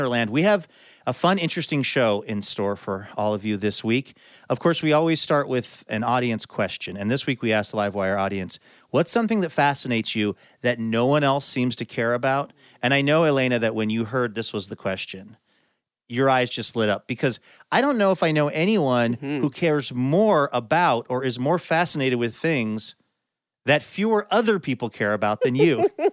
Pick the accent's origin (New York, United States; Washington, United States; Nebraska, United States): Washington, United States; Seattle; growing up in Seattle like I did